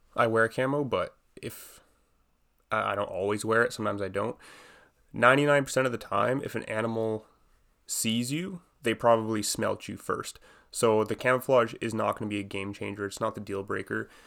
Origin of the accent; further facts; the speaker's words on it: Edmonton, Alberta, Canada; I'm from Edmonton